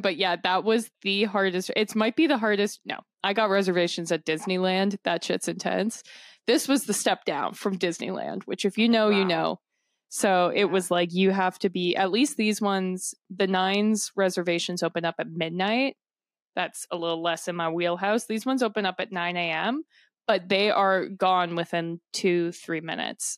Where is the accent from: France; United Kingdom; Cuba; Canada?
Canada; we're from Canada